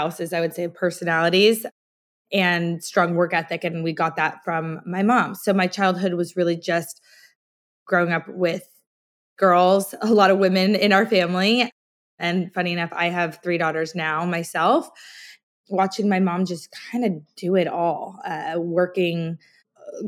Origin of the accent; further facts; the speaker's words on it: Scotland, United Kingdom; now in United States; I was born in Scotland